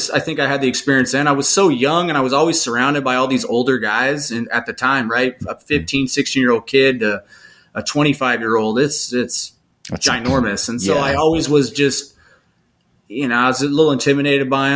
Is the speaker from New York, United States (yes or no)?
no; Lake Havasu City, Arizona, United States; my hometown in Lake Havasu